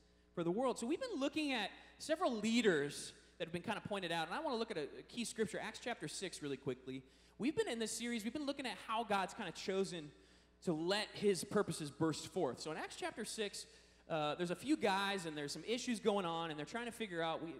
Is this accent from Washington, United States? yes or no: yes; Seattle, Washington, United States; I'm from Seattle